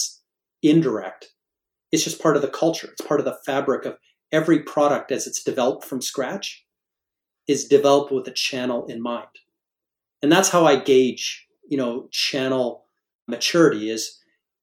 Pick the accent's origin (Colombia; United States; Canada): Canada; moved away; Being a Canadian by birth